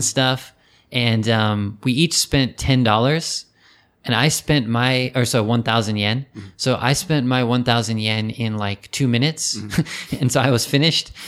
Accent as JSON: {"language": "English", "region": "California", "country": "United States", "tie": "born or raised there", "moved": "as an adult", "lives_now": "Japan", "said": "there wasn't a race, um, track, a horse racing track in my hometown"}